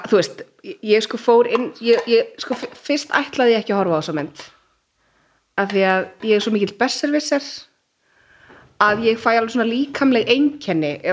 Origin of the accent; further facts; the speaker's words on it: Kazakhstan; now in Iceland; og nú þú segir ég er frá Kazakstan þá byrjar bara allir